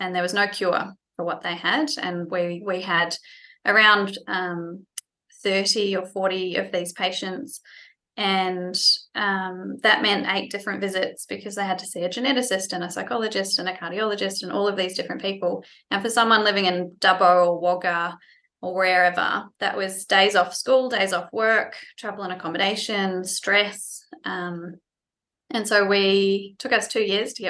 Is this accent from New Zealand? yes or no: yes; New Zealand; moved away as an adult; also born or lived in France; now in Australia; I was born and bred in New Zealand